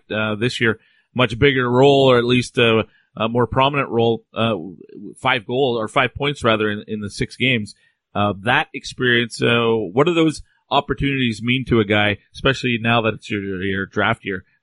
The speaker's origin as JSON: {"language": "English", "country": "Canada", "tie": "born or raised there", "said": "growing up in Canada, most of us consider uh, think first uh, about the Western Hockey League and the NCAA"}